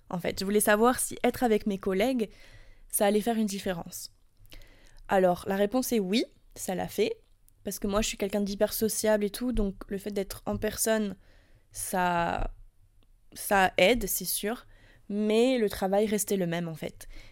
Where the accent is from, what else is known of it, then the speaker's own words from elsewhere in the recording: France; now in United States; je suis française, que ça fait six ans que j'habite aux États-Unis